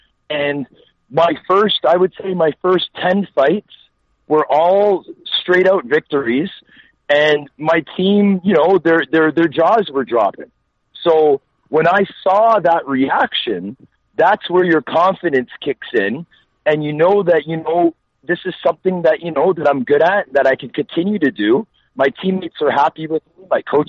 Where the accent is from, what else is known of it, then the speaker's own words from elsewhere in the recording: Toronto, Ontario, Canada; also born or lived in Vancouver; born there. And then when I was 6 years old is when I came back to Toronto with my family. So I've been in Scarborough, which is a suburb of Toronto, since I was 6 years old, minus all the hockey cities that I've lived in.